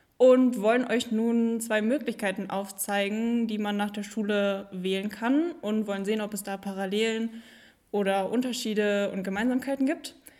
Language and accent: German; Büscherheide, North Rhine-Westphalia, Germany; ich bin 19 Jahre alt und komme aus Büscherheide.